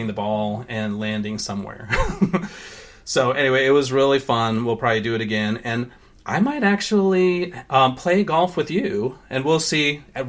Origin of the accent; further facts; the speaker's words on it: Sri Lanka; born there; So I was born in Sri Lanka. I go there all the time.